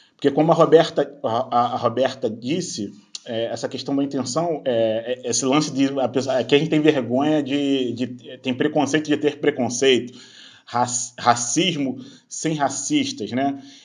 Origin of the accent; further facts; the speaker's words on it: Duque de Caxias, Rio de Janeiro, Brazil; now in Niterói, Brazil; hoje eu moro em Niterói, que é na região metropolitana do Rio, mas eu nasci em Duque de Caxias, que é na Baixada Fluminense.